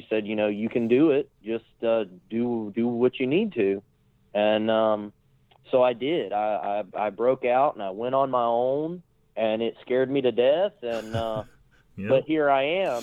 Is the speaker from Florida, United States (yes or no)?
yes; Florida, United States; also born or lived in North Carolina; born in North Carolina, but I was raised in Florida